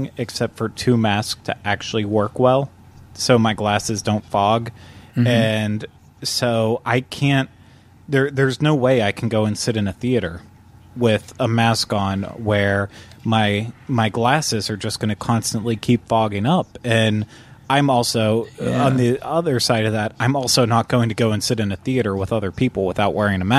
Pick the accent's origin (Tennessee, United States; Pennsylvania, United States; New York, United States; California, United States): Pennsylvania, United States; Butler; moved away; Where I grew up in Pennsylvania, in Butler, we had an awesome drive-in